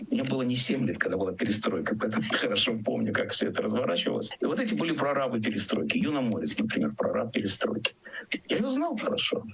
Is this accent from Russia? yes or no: no; Riga, Latvia; moved away; Риги, который мой родной город